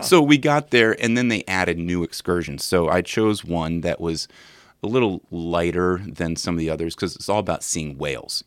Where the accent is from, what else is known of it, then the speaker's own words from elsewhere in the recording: Williamsburg, Virginia, United States; I'm from Williamsburg